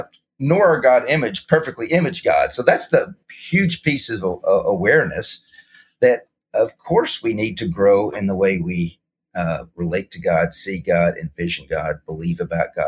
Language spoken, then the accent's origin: English; Arkansas, United States; born and raised in Arkansas